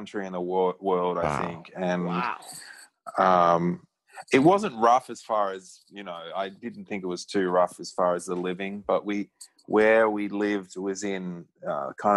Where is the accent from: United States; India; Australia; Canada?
Australia; growing up in Australia